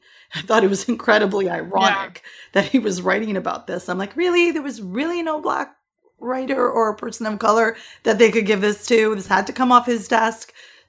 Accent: Cole Harbour, Nova Scotia, Canada; I'm Canadian. I'm also from the exact same place that Sidney Crosby is.

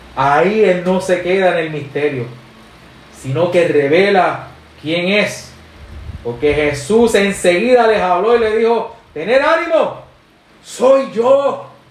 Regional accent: Puerto Rico; somos boricuas

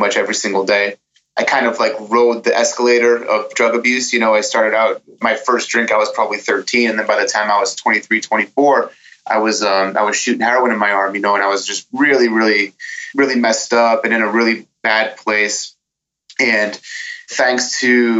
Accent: Lowell, Massachusetts, United States; from Lowell, and, I have a wife and a beautiful baby daughter

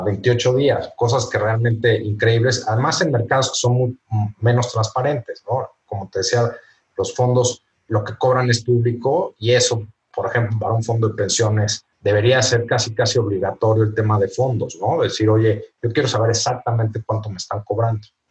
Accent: Mexico; como, como mexicanos

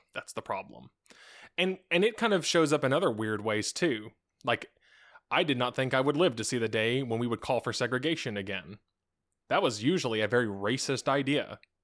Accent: United States; we actually don't live in the same classist system

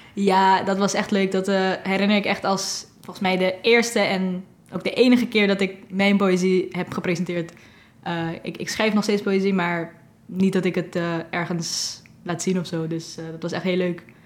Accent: Curaçao; moved away as an adult; now in Netherlands; Ik kom uit Curaçao ehm, en ik ben hier nu zes maanden

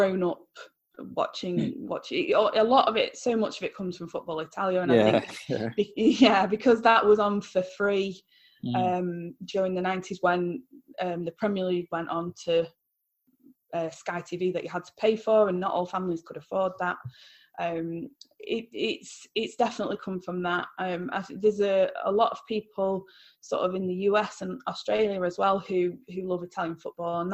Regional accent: Stockport, North West England, United Kingdom; I was like really proud to support my hometown club, even though it was a smaller club.

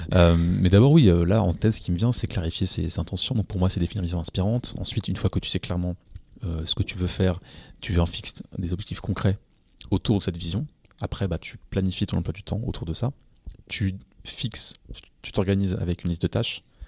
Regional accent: France; je suis français

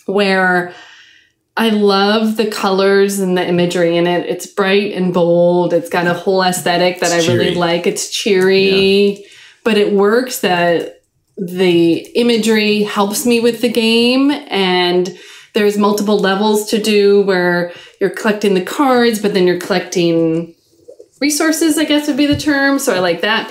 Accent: Midwest, United States; I'm from the Midwest.

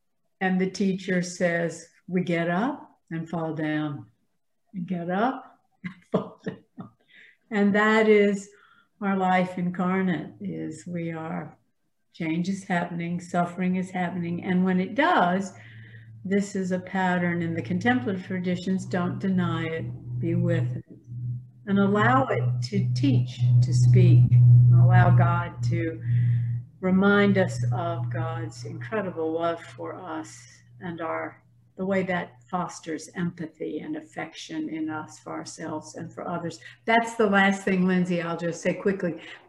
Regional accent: the South, United States; accent: Southern; I have erased as much of my Southern accent as I can.

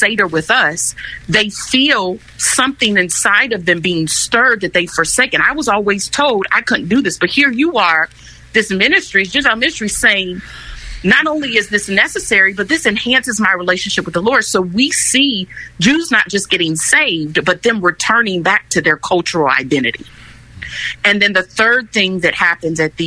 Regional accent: Chicago, Illinois, United States; I'm actually from Chicago. I was born and raised on the west side of Chicago, Illinois

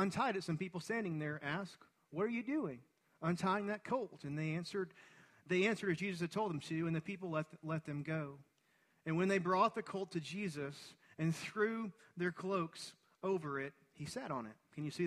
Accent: Livingston, Texas, United States; I grew up in Livingston, Texas, a town of 5,000 people.

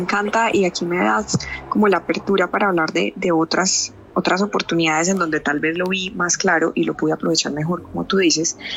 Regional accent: Medellín, Antioquia, Colombia; now in Envigado, Colombia; Soy, soy de Medellín, obviamente, como pueden escucharlo, pero actualmente vivo en Envigada. Eh, digamos, tengo 32 años. Eh, yo estudié siempre aquí en Medellín

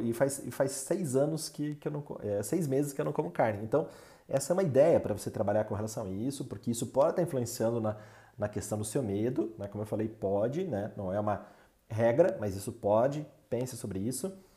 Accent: Brazil; nós como brasileiros

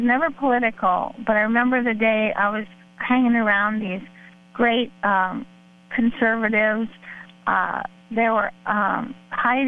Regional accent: Miami, Florida, United States; I grew up in Miami.

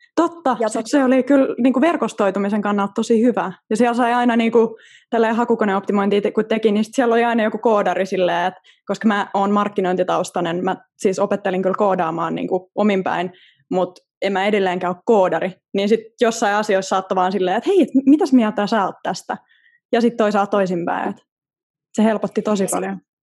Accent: Southern Finland, Finland; mä oon eteläsuomalainen

